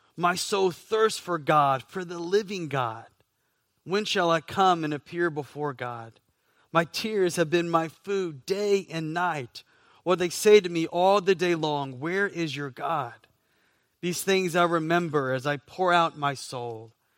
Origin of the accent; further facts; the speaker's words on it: Southeast, United States; now in Florida, United States; I grew up in the Southeast